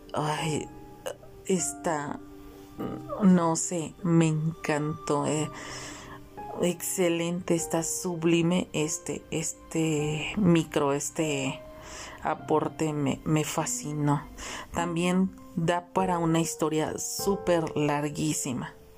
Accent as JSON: {"language": "Spanish", "country": "Mexico", "said": "mi país México, porque yo transmito desde México, yo soy mexicana."}